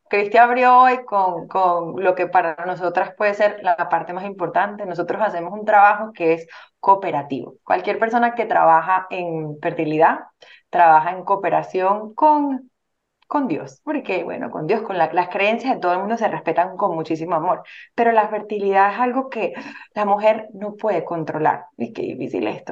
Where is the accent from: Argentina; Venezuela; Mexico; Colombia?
Venezuela; moved away; en Venezuela, nosotros somos venezolanos